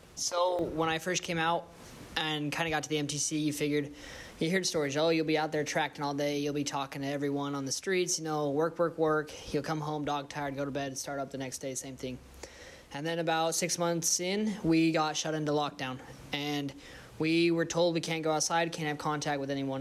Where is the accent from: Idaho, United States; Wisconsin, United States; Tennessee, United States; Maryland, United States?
Idaho, United States; Twin Falls; moved away; I'm from the Twin Falls, Idaho area.